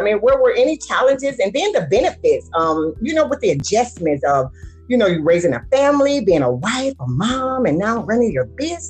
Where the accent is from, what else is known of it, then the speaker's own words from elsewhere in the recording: Cleveland, Ohio, United States; moved away; I am too from Cleveland, Ohio.